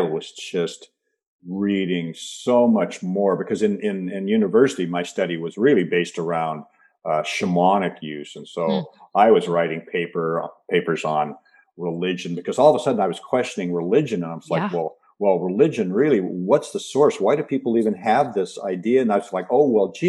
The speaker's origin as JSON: {"language": "English", "town": "Seattle", "region": "Washington", "country": "United States", "tie": "born or raised there", "said": "I was raised in the Pacific Northwest. I was raised in Seattle"}